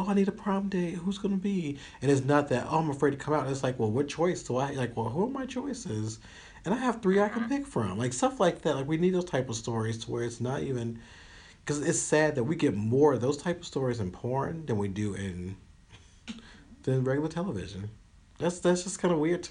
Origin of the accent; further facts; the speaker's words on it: Union City, Tennessee, United States; I grew up in Union City, Tennessee